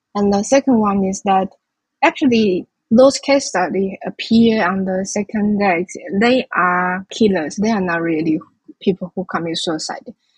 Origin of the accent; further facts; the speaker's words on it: Changhua, Changhua County, Taiwan; I was born in Zhanghua as well. It's also in the western coast of Taiwan and in the middle of this island